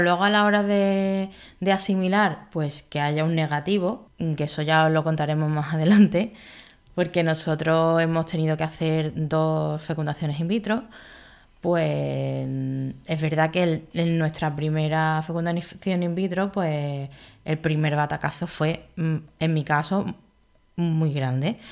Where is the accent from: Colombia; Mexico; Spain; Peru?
Spain; Málaga, Andalusia; also born or lived in Madrid / Galicia; yo nací en Madrid, donde viví tres años hasta que nos mudamos a Málaga